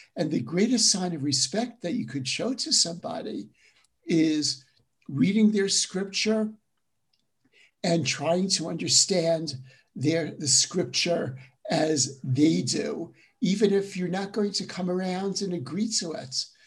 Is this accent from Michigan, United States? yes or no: no; New York City, New York, United States; moved away; also born or lived in Jerusalem / Durham, North Carolina / Western Massachusetts; I'm originally from Brooklyn, New York. Though, as I tell my college students, I grew up in Brooklyn before it was a cool place